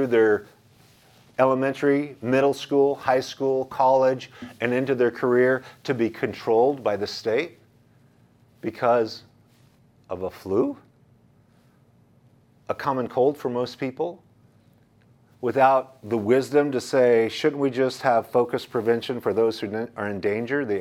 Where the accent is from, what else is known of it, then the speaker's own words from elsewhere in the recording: United States; as an American, as a Christian, as an American, as a patriot